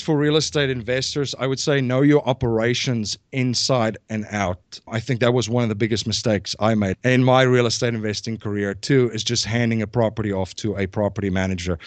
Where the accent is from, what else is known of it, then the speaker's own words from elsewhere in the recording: South Africa; moved away as an adult; now in Newtown, Pennsylvania, United States; I'm originally from South Africa. I came here in two thousand and one